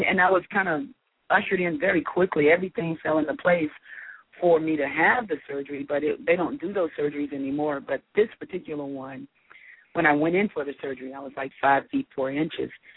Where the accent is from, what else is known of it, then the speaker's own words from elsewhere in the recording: Charlotte, North Carolina, United States; moved away as an adult; also born or lived in Atlanta, Georgia / New York; now in Los Angeles, United States; I was born in Charlotte and raised kind of like in Charlotte and Atlanta between. In the first 10 years of my life, and then the next 9 years I was in Charlotte.